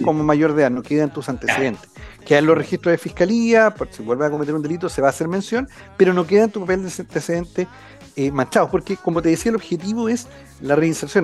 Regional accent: Concepción, Biobío, Chile; Yo soy acá de, de Concepción, he estado siempre acá en en la zona

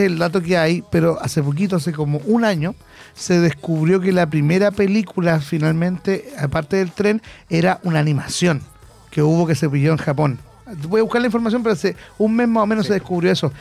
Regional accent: Concepción, Biobío, Chile; Hoy somos de Concepción

